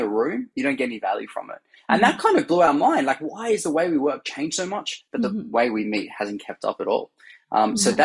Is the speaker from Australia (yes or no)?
yes; Australia; now in San Francisco, United States; So I'm originally Australian, as you can hear, and now based in San Francisco.